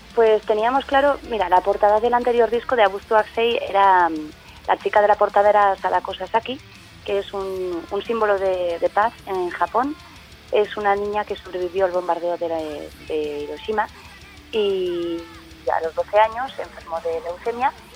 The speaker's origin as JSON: {"language": "Spanish", "town": "Tafalla", "region": "Navarre", "country": "Spain", "said": "yo soy de Tafalla"}